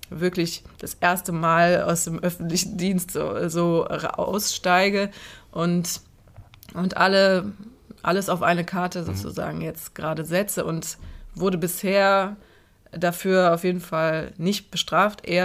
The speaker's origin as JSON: {"language": "German", "town": "Cologne", "region": "North Rhine-Westphalia", "country": "Germany", "tie": "born or raised there", "said": "Und Köln ist meine Heimatstadt und ich werde sie immer lieben."}